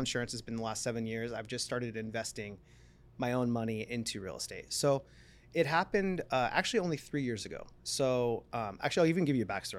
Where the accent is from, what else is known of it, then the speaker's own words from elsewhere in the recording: San Diego, California, United States; also born or lived in Palm Desert; I moved out from San Diego, born and raised, moved to Palm Desert